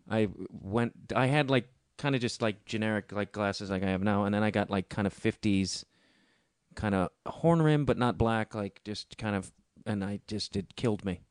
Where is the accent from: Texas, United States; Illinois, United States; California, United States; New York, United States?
Illinois, United States; Chicago; it's my hometown